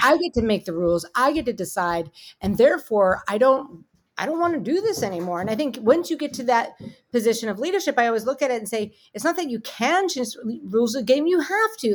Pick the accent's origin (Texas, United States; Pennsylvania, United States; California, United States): Pennsylvania, United States; Pittsburgh; I'm from Pittsburgh